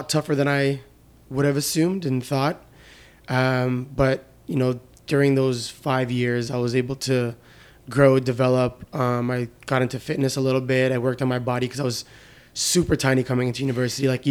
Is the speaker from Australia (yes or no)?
no; Canada; also born or lived in Lebanon; my dad, when he immigrated here to Canada, never went back to Lebanon